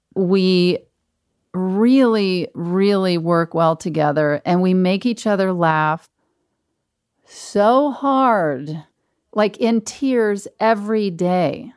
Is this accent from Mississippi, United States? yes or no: yes; Mississippi, United States; moved away; my hometown in Mississippi is an hour away